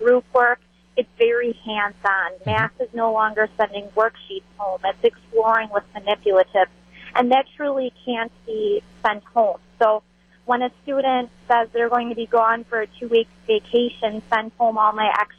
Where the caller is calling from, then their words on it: Beaver Dam, Wisconsin, United States; I am calling from Beaver Dam, and I am an elementary teacher